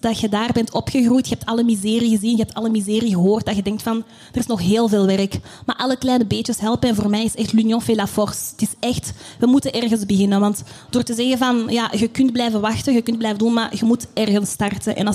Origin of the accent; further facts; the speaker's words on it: DR Congo; now in Belgium; En um, als Congolees zijnde in België ben je op zoek naar jezelf.